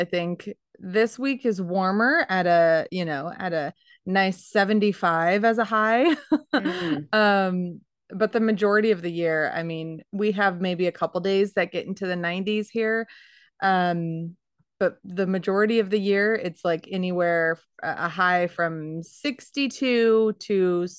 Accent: Arizona, United States; You know, we grew up in Arizona where it was 100 degrees for 6

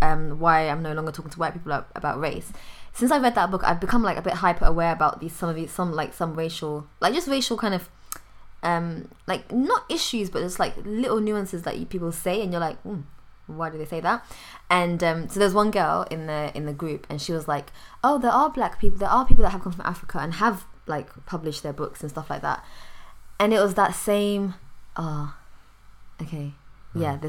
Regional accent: London, United Kingdom; I'm from London? Normally, I always now say London or England, from outside the country

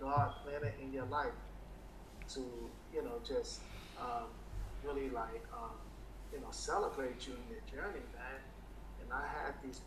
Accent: New York City, New York, United States; I'm a black man from Brooklyn

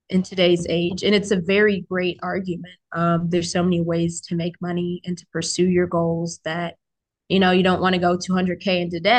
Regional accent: Fort Walton Beach, Florida, United States; born there; also born or lived in Japan / Buffalo; I was born in Fort Walton Beach, Florida, Okaloosa County proud. and uh, I moved, I was a part of a military family. So, I, I lived in a bunch of places like Japan, Buffalo, and then we bounced here to the DMV

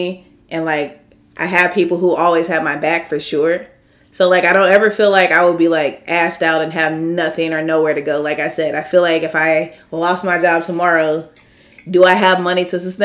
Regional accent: St. Louis, Missouri, United States; I grew up in St. Louis

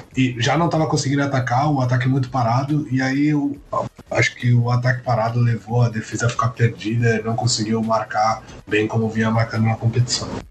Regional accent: Brazil; como bom brasileiro

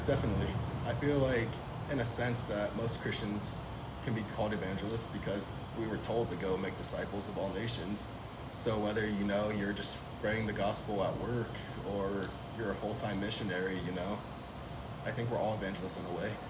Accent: Fresno, California, United States; I was born and raised here in Fresno, California

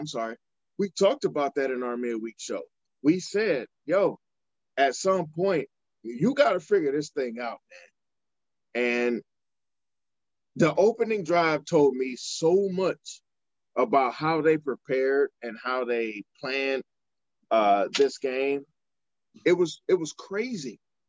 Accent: Cleveland, Ohio, United States; We are the Browns. We are from Cleveland.

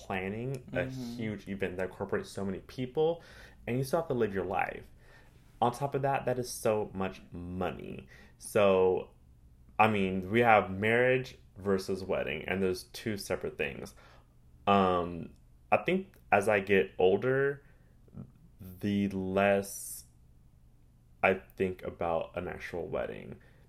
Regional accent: California, United States; now in Los Angeles, United States; They're both doing very well out here in Los Angeles. We're all came from Orange County, all migrated to LA.

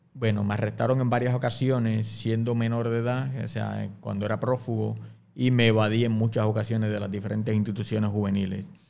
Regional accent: Guaynabo, Puerto Rico; yo soy natural del barrio Camarones en Guainabo

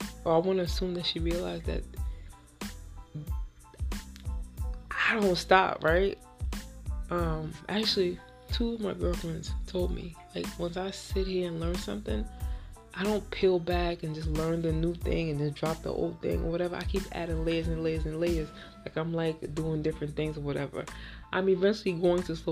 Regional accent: Haiti; we're both from Haiti

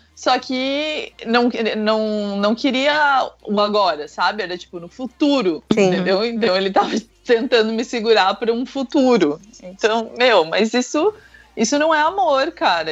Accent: São Francisco do Sul, Santa Catarina, Brazil; moved away; also born or lived in Curitiba; São Chico, por exemplo, que é a minha cidade natal

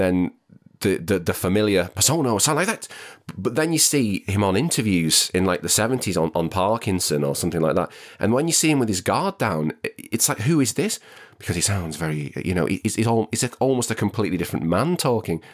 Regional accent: the Northwest, North West England, United Kingdom; I'm from the Northwest, it's not a very affluent area that I grew up

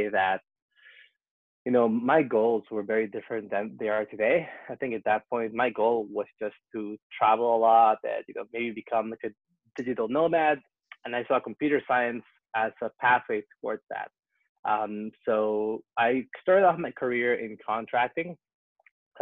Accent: Vancouver, British Columbia, Canada; moved away as an adult; also born or lived in Peru / Toronto / Ottawa / Prague; I was born in Peru, so I'm Peruvian. But then I moved to Canada when I was 5 years old. So that's kind of where I grew up, on the West Coast, Vancouver.

